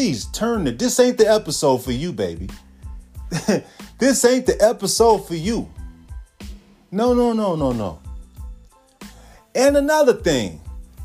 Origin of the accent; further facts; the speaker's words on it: the Bay Area, California, United States; Coming up out of the Bay, California, man. Raised in the Crest